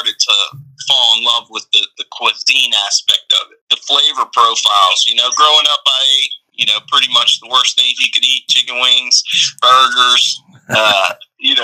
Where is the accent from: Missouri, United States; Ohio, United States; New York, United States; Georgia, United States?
Georgia, United States; Norcross; now in Charleston, United States; I grew up outside of Atlanta in kind of the suburbs of Norcross